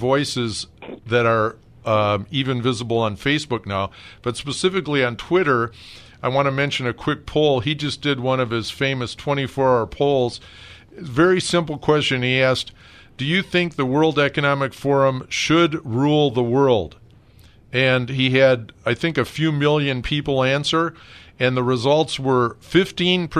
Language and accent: English; Detroit, Michigan, United States; I grew up in Detroit